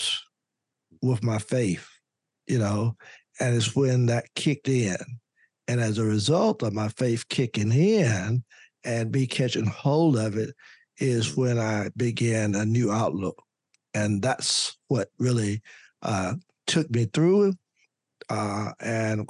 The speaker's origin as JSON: {"language": "English", "town": "Louisburg", "region": "North Carolina", "country": "United States", "tie": "born or raised there", "said": "I was the only African-American lawyer practicing in my home state, in my hometown"}